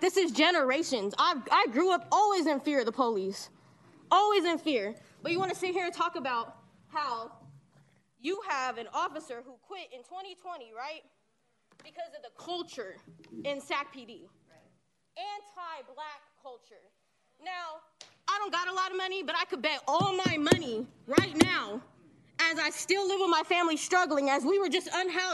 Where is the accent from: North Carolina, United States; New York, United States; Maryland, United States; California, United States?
California, United States; Sacramento; also born or lived in Reno, Nevada; I moved to Sacramento when I was 5 years old with my family. We moved here from Reno, Nevada